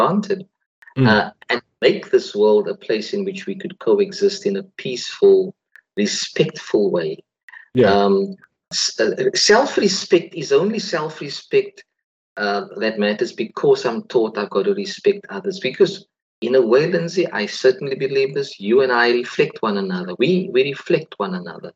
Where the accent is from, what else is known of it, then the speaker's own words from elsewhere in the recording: South Africa; We were raised in South Africa where we were told we couldn't coexist simply because the color of our skins do not match the other